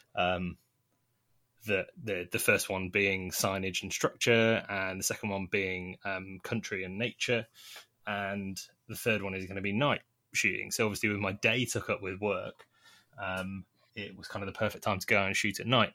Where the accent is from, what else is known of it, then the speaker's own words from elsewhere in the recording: Nottingham, East Midlands, United Kingdom; now in London, United Kingdom; I grew up originally in Nottingham